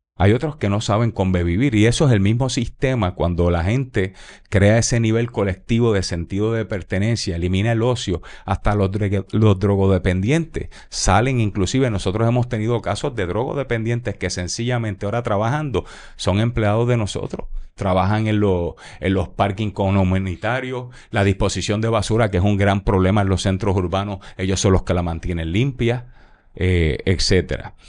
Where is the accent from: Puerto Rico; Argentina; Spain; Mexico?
Puerto Rico; yo soy puertorriqueño